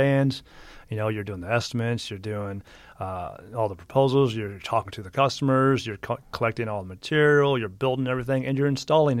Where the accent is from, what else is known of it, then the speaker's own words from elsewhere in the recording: Midwest, United States; grew up in the Midwest. {S1} I grew up, I was landlocked. there was a lake.